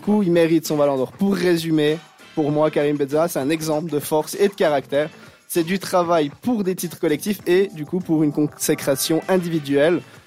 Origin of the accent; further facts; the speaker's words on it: France; je suis français de base